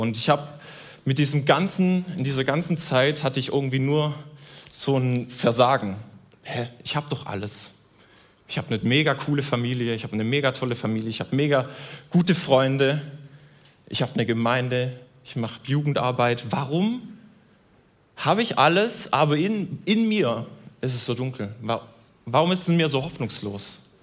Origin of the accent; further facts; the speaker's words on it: Southern Germany, Germany; Ich komme aus Süddeutschland.